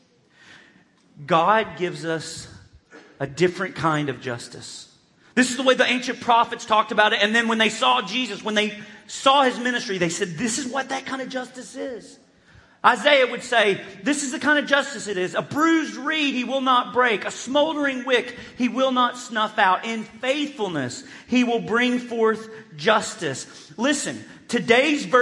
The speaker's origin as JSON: {"language": "English", "region": "Arkansas", "country": "United States", "tie": "born or raised there", "said": "growing up in Churches of Christ in Arkansas, I grew up in what I would consider a truth culture"}